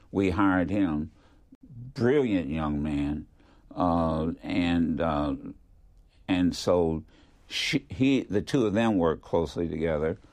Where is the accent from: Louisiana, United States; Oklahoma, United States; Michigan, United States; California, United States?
Michigan, United States; Detroit; moved away as an adult; also born or lived in Philadelphia; growing up in Detroit